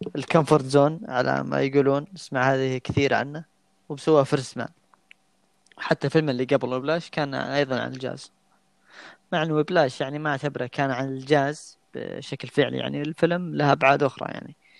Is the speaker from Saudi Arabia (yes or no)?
yes; Saudi Arabia; عندنا في السعوديه